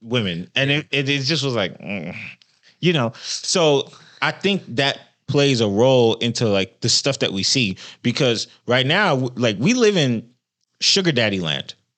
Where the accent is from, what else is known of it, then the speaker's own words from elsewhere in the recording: Central Florida, United States; moved away; I'm from Florida. I think in Central Florida